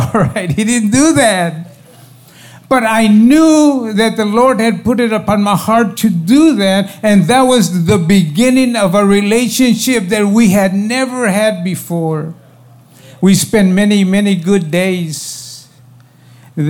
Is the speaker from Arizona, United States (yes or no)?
no; Texas, United States; born or raised there